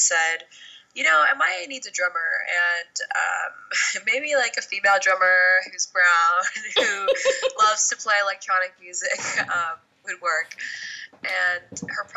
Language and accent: English; New York City, New York, United States; I grew up in New York City, and I was playing the drums since I was 11